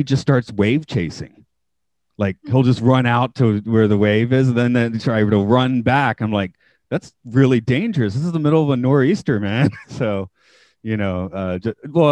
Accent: Atlanta, Georgia, United States; moved away as an adult; now in Japan; I'm from Atlanta.

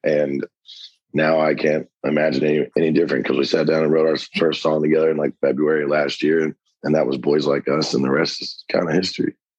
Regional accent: a little town north of Cincinnati, Ohio, United States; moved away as an adult; also born or lived in Lexington, Kentucky; now in Nashville, United States; originally from this little town, like a little bit north of Cincinnati

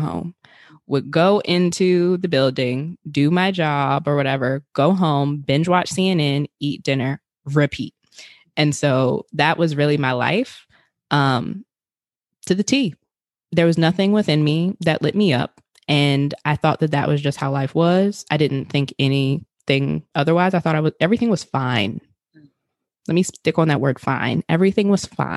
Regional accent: Richmond, Virginia, United States; I'm originally from Richmond, Virginia

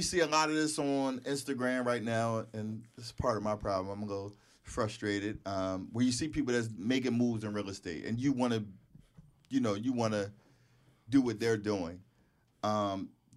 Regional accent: Philadelphia, Pennsylvania, United States; us growing up in Philly

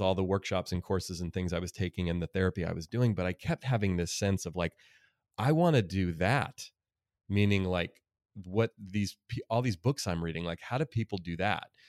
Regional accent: Oakland, California, United States; my life growing up in Oakland, California, in a really diverse place

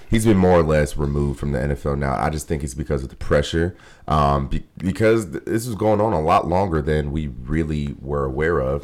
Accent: Cleveland, Ohio, United States; I'm from Cleveland

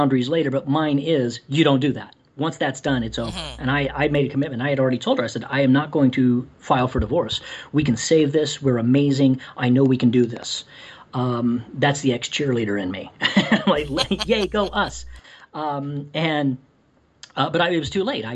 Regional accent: Ireland; moved away; I'm Irish

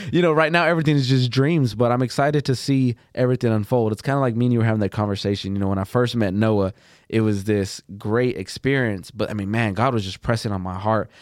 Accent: Plainview, Texas, United States; I'm from Plainview, Texas.

